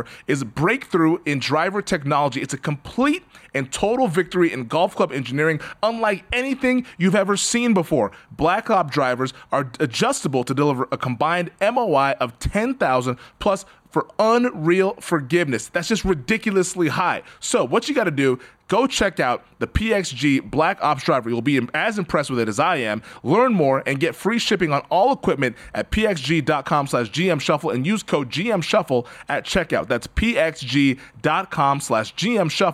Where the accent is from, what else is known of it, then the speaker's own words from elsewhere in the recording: Seattle, Washington, United States; I'm from the Pacific Northwest. Grew up in Seattle.